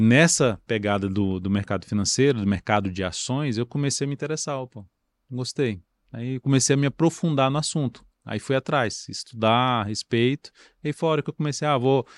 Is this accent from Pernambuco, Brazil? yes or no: no; Brasília, Federal District, Brazil; eu nasci em Brasília, sempre morei em o Brasília